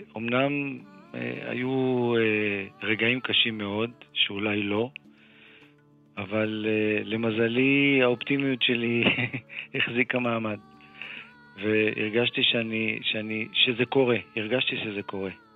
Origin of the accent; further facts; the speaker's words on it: Ramat Gan, Tel Aviv District, Israel; also born or lived in Givatayim; אני גדלתי בחברה, אתה יודע, רמת גן גבעתיים זו חברה מעורבת